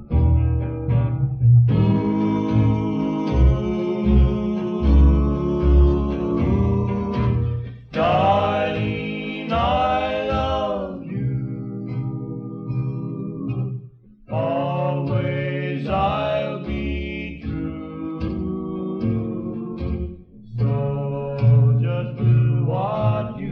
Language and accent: English; Tulsa, Oklahoma, United States; I split time between here and Oklahoma City as a kid, but I think if I had to choose, I'm a Tulsa boy